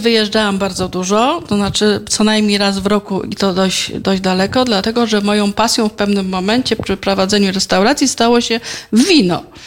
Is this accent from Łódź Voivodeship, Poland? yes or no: no; Dębica, Subcarpathian Voivodeship, Poland; also born or lived in Kraków; było to moje miasto, jest to moje miasto, tu stąd pochodzą